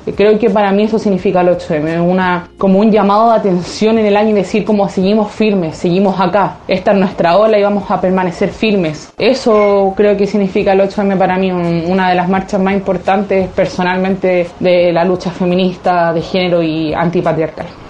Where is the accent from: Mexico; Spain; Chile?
Chile; soy una ciberactivista chilena